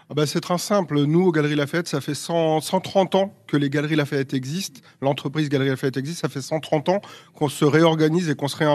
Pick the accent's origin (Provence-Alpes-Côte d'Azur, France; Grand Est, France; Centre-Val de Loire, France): Centre-Val de Loire, France; Orléans; born there; je suis né à Orléans en 1981, donc j'ai déjà 42 ans